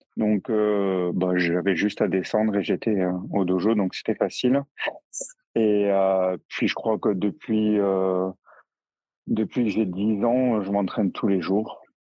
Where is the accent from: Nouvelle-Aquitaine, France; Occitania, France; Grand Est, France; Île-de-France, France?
Occitania, France; near Toulouse, the South; now in Strasbourg, France; je suis originaire du Sud, à côté de Toulouse